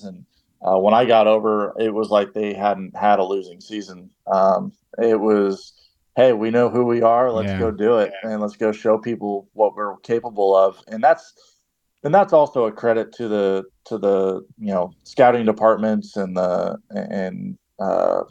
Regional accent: Anaheim, California, United States; I grew up in Anaheim

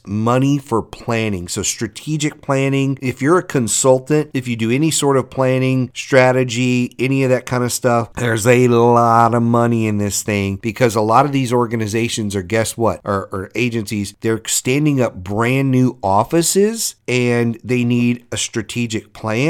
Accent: Louisiana, United States; I'm from Louisiana and our evacuation routes are horrible down there.

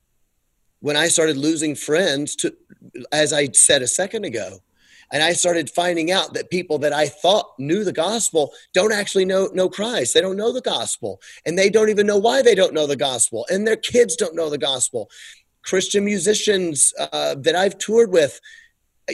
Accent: United States; we had the benefit of growing up in America

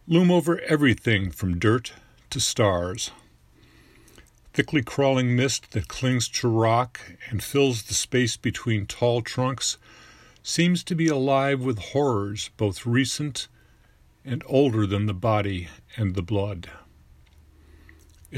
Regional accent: Orland Hills, Illinois, United States; I'm from Orland Hills, Illinois, just outside Chicago

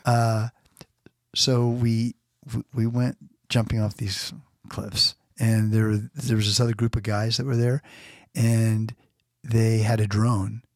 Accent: Florida, United States; now in California, United States; growing up in Florida and now in California

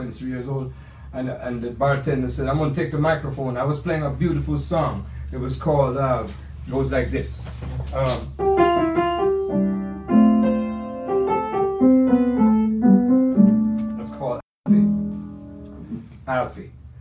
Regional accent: Kingston, Jamaica; now in United States; the Jamaica that I remember is my home where I was raised up. Kingston, Jamaica

